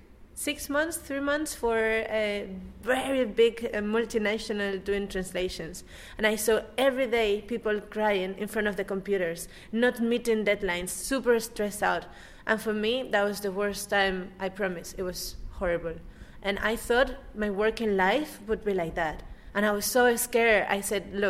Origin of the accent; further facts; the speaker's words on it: Spain; moved away; also born or lived in Germany / China; from Spain